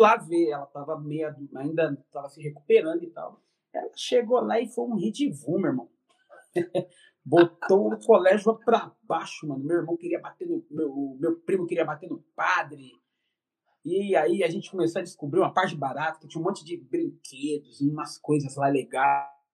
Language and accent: Portuguese; São Paulo, Brazil; eu sou paulista da Gema, né? Nasci no centro da cidade de São Paulo